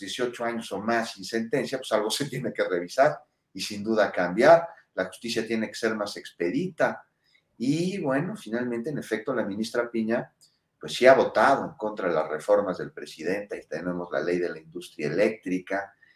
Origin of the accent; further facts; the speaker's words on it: Mexico; somos mexicanos